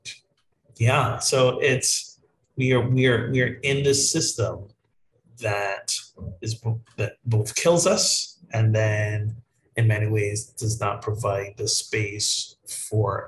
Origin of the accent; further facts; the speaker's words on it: Barbados; moved away; my home country of Barbados